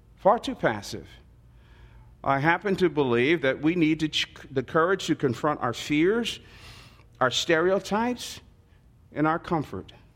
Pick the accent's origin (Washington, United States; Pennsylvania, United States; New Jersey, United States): New Jersey, United States; Newark; I was born and raised in the Central Ward of Newark, New Jersey.